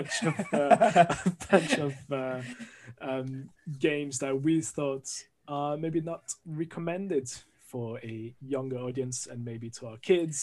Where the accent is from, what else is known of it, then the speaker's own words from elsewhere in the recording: France; accent: French; English is a second language; moved away as an adult; now in London, United Kingdom; I'm originally from France, as you can hear from the accent